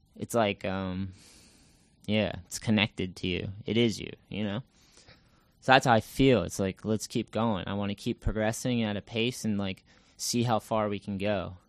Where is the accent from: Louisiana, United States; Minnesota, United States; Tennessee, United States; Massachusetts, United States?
Massachusetts, United States; also born or lived in California; I'm originally from Massachusetts, and I grew up skating here.